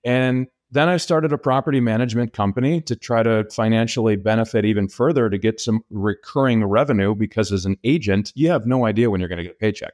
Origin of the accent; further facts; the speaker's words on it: Minnesota, United States; also born or lived in Kansas; I grew up in Minnesota, went and played college football and got a degree at Kansas State University